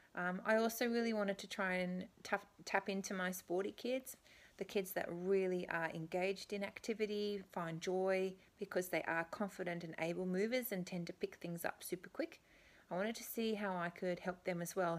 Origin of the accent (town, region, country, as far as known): Canberra, Australian Capital Territory, Australia; born or raised there; moved away as an adult; now in Beijing, China